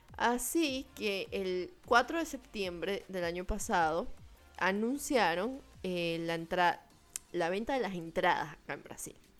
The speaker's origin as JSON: {"language": "Spanish", "country": "Venezuela", "moved": "yes", "said": "cuando tú hablas que eres venezolano"}